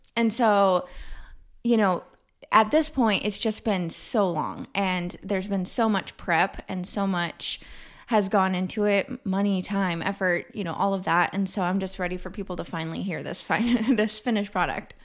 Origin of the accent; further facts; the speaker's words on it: Kansas City, Missouri, United States; Kansas City in the autumn time is my love song to my hometown.